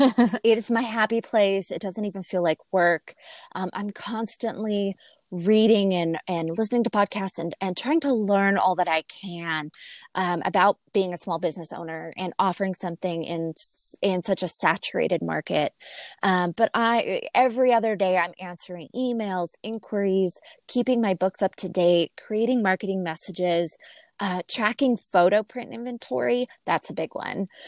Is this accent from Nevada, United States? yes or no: yes; Laughlin, Nevada, United States; I'm from Laughlin, Nevada